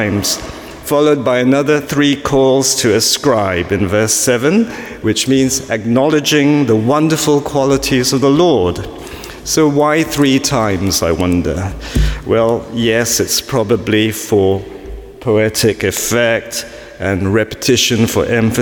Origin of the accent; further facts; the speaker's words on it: Singapore; now in London, United Kingdom; I was born in Singapore